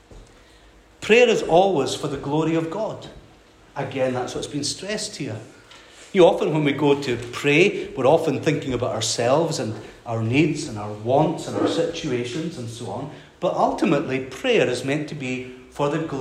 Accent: Skye, Scotland, United Kingdom; moved away as an adult; also born or lived in Glasgow; I was brought up in Skye, and I came down to Glasgow to study

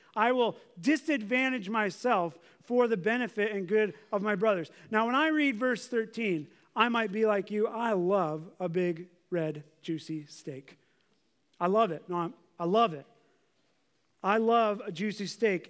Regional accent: United States; As Americans

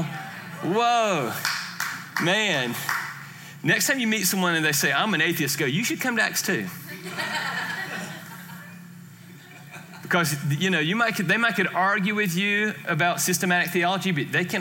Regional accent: Georgia, United States; I am from Georgia

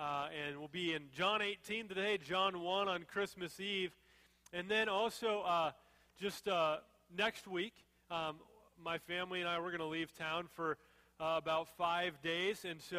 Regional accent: Fridley, Minnesota, United States; So I'm 35, so you don't have to do the math. That's how old I am. God's given me 35 years of life. But I was born, I know, June 11th, 1980, in Fridley, Minnesota. And I was born at 12:02 a.m.

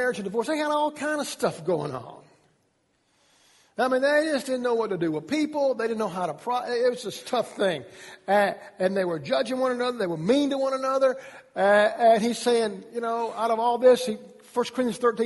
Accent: Georgia, United States; I'm from Georgia

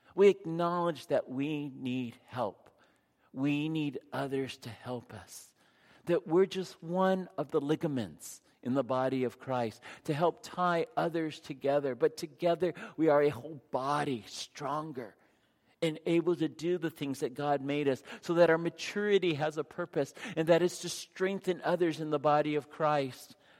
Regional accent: San Diego, California, United States; I grew up in San Diego

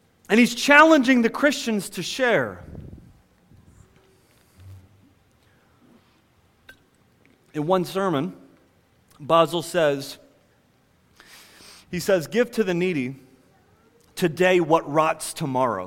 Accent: United States; as American individualists

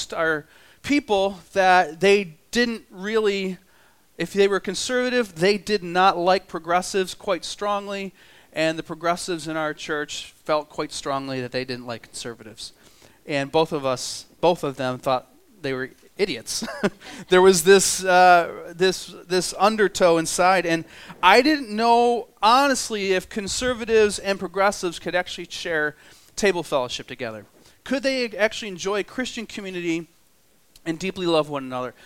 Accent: New York, United States; I'm from New York, and we have about a foot of snow there right now

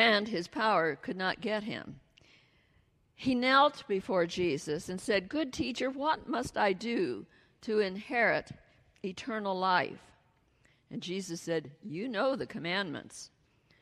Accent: Iowa, United States; moved away; grew up in Iowa, right in the heart of the Midwest

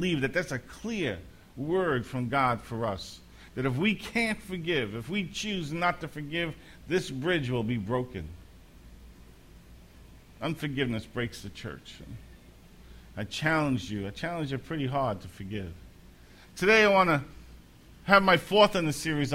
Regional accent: New York City, New York, United States; growing up in Brooklyn, the three of us shared the same bedroom.

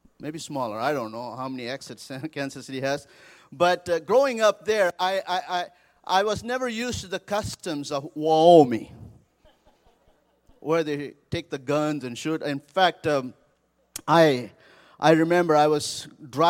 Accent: India; moved away as an adult; also born or lived in Seattle, United States; now in Colorado Springs, United States; I grew up in India and came to the United States a few years ago

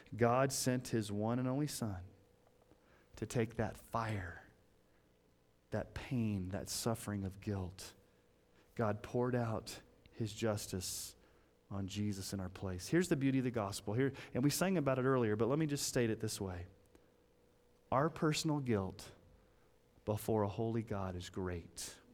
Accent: Colorado Springs, Colorado, United States; When I was growing up in Colorado Springs

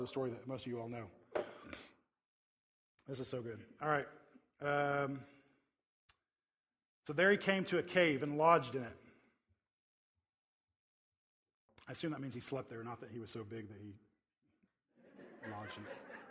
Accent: Tornado Alley, United States; I grew up in the Tornado Alley

